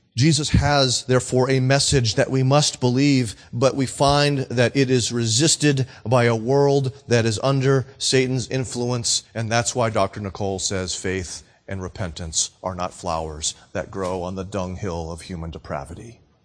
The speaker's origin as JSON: {"language": "English", "town": "Nashua", "region": "New Hampshire", "country": "United States", "said": "I'm from Nashua, New Hampshire."}